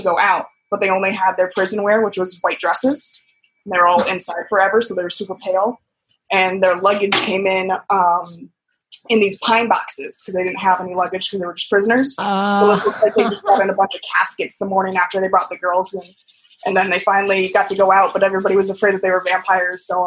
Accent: New Orleans, Louisiana, United States; I'm from New Orleans

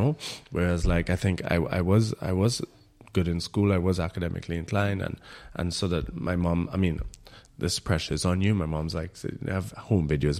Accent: Trinidad & Tobago; moved away as an adult; now in Berlin, Germany; I in Trinidad had my experience as a Trinidadian

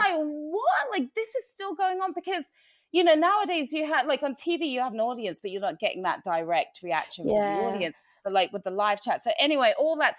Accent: Watford, East of England, United Kingdom; now in United States; my experience growing up in the UK, I grew up in Watford. You guys know I'm from there

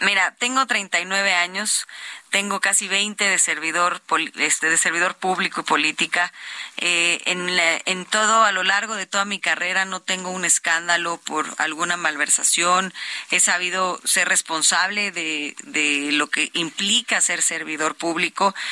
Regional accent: State of Mexico, Mexico; soy hija del Estado de México, nací, crecí, he sufrido el Estado también

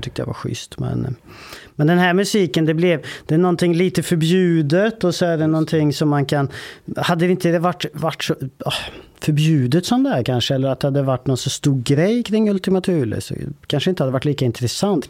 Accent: Vålberg, Värmland, Sweden; det är ett eh, ort som heter Vålberg. Ganska liten ort, 3000 invånare kanske. Där växte jag upp

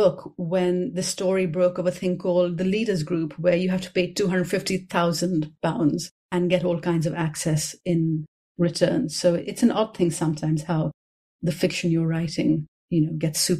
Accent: Karachi, Sindh, Pakistan; This is another version of the kind of thing I grew up with in Karachi.

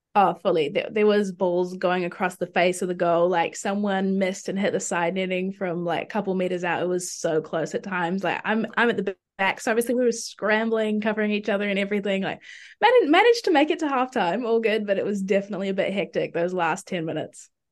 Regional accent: Auckland, New Zealand; also born or lived in Dunedin; I'm from Auckland.

